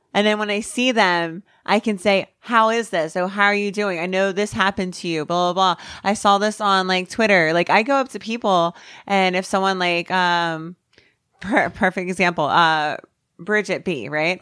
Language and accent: English; New Jersey, United States; I'm from New Jersey. I'm raised with it